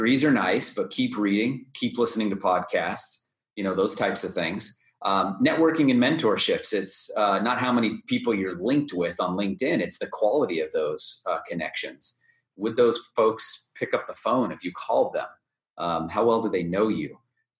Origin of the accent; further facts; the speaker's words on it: Southern California, United States; I grew up in Southern California